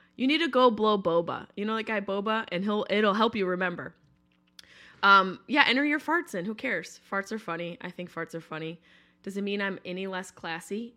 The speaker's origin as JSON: {"language": "English", "region": "New York", "country": "United States", "moved": "yes", "said": "I'm from New York, but not New York City."}